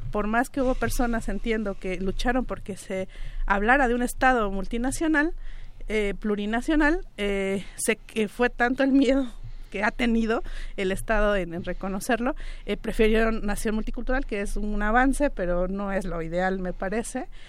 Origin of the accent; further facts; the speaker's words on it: Mixe region, Oaxaca, Mexico; en la propia región Mije, de, donde, de donde yo vengo